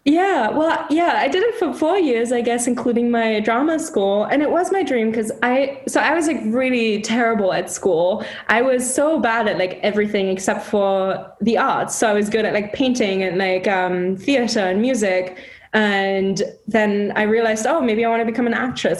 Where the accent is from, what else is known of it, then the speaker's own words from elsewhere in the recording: Hamburg, Germany; moved away as an adult; also born or lived in London, United Kingdom / Chicago, United States; now in Seattle, United States; Hamburg, my hometown